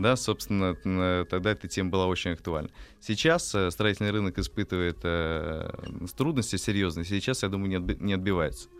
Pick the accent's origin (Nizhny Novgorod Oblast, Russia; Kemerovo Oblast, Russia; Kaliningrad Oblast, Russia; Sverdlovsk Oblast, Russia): Nizhny Novgorod Oblast, Russia; Nizhny Novgorod; Э, я родом из Нижнего Новгорода.